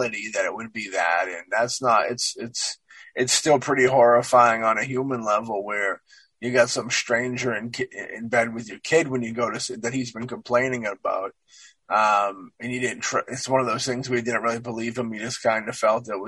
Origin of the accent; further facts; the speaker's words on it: Ireland; I'm an Irishman